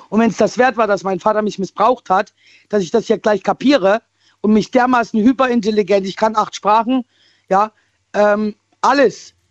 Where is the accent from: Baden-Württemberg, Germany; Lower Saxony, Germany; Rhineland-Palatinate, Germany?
Baden-Württemberg, Germany; Ich bin aus der City Baden-Württemberg jetzt wieder. Und zwar bin ich von Rastatt weg und bin jetzt so ein Nachbarkaff gezogen.